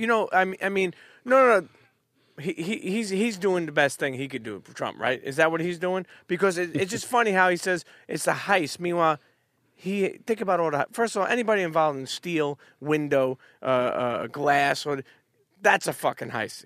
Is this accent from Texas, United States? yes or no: no; New York City, New York, United States; also born or lived in Bensonhurst / Bay Ridge; I grew up on Coney Island till I was about thirteen. Then I moved to, uh, uh, Bensonhurst, more so Bay Ridge area